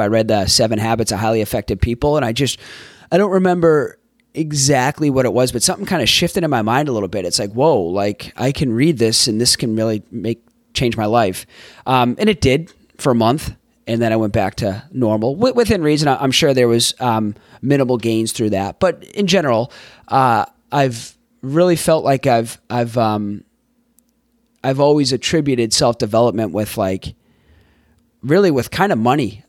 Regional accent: Boston, Massachusetts, United States; also born or lived in Florida / Tampa, Florida / San Diego, California / Los Angeles, California; now in San Francisco Bay Area, United States; I grew up in Boston, Massachusetts.

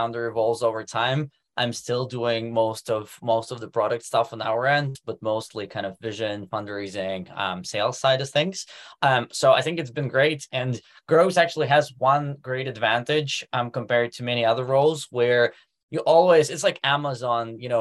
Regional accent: Moscow, Russia; moved away as an adult; also born or lived in Silicon Valley, United States; now in Germany; I'm actually originally from Moscow, ran my first business at the age of 17

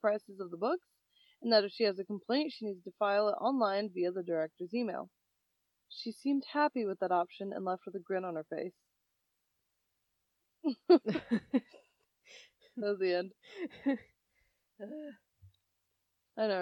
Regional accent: United States; American as fuck.

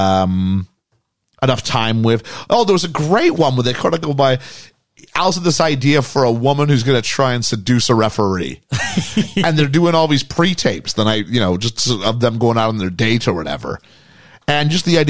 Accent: Canada; we're Canadian

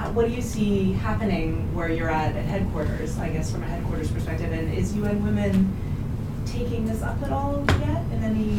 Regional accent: Canada; being Canadian right now

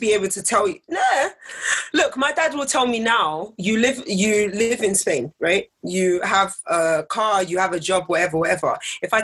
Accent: England, United Kingdom; I was born and raised in England

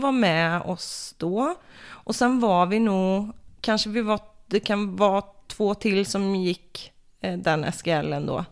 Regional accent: Floby, Västra Götaland, Sweden; moved away as an adult; also born or lived in Falköping / Oslo, Norway; från början så kommer jag faktiskt från Floby

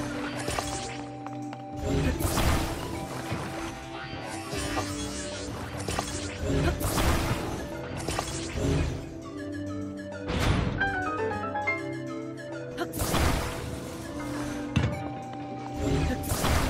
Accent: United States; I'm American, and I'm white

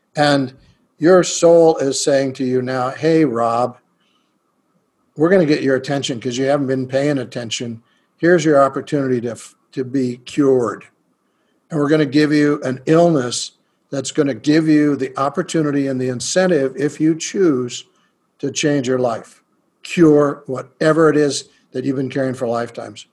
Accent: United States; I'm a shaman from America

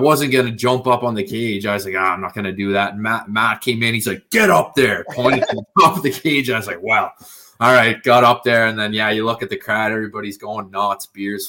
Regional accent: South Rustico, Prince Edward Island, Canada; I'm from South Rustico PEI. It's this little kind of like beach town, like maybe, I don't know, 100 people live here

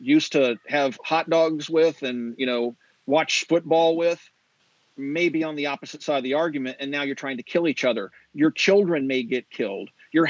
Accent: Kansas, United States; moved away; Take a look at like my home state of Kansas, for example. When I lived there

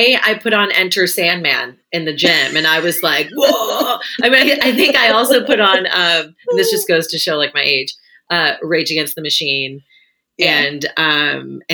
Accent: San Francisco Bay Area, California, United States; also born or lived in Oregon; I grew up in the San Francisco Bay Area in California

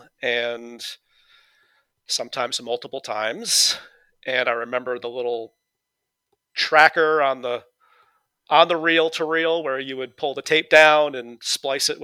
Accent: New England, United States; accent: New England; I'm from New England

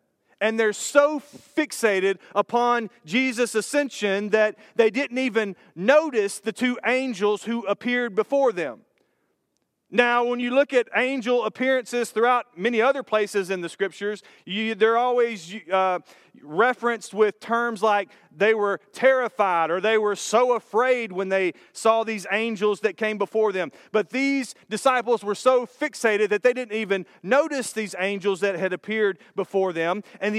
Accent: Brandon, Florida, United States; the day came that I was going to go drive through the town where I grew up in Brandon, Florida.

